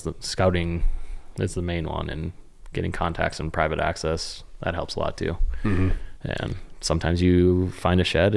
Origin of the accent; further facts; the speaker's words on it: Western North Dakota, United States; growing up in Western North Dakota